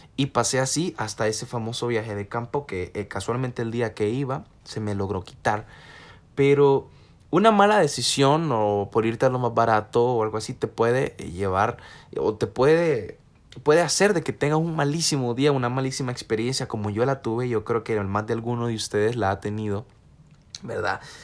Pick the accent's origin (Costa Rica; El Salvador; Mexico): El Salvador; somos salvadoreños